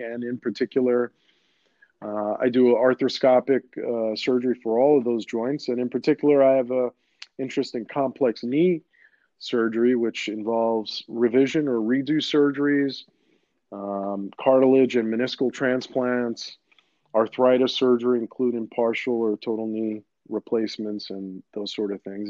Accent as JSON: {"language": "English", "town": "New York City", "region": "New York", "country": "United States", "tie": "born or raised there", "first_language": "Greek", "second_language": "English", "said": "I grew up in Queens."}